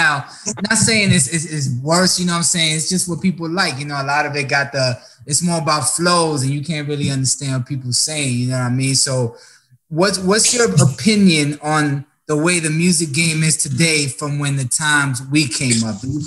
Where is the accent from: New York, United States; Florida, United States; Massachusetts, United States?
New York, United States; moved away; I'm originally from New York